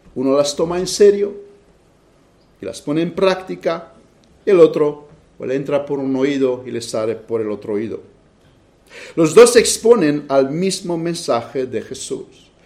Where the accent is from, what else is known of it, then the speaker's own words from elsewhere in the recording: Romania; moved away; las vacaciones que tuve en mi país.